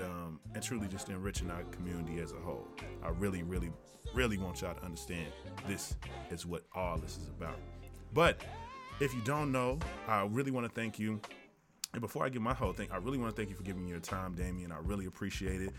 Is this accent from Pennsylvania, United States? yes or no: no; Tennessee, United States; I am from Tennessee